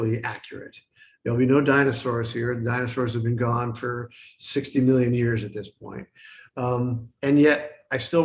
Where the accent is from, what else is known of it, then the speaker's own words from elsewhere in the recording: United States; I'm an American and that's our story